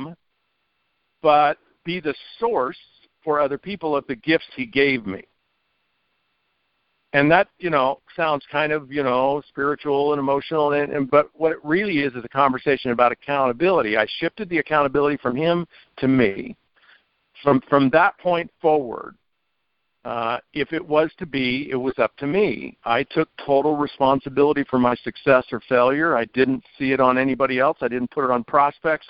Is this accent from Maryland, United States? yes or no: no; Merced, California, United States; also born or lived in Fresno, California; my hometown of Merced, California